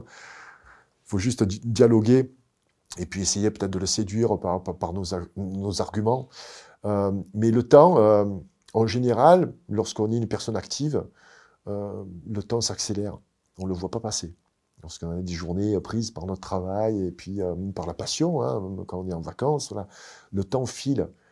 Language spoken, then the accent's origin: French; Marseille, Provence-Alpes-Côte d'Azur, France; moved away; also born or lived in United States / Quebec; je suis pas Canadien, je suis Marseillais